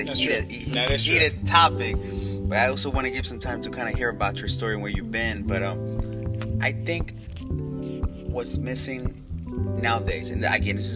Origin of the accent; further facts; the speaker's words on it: Oakland, California, United States; We're from Oakland, California.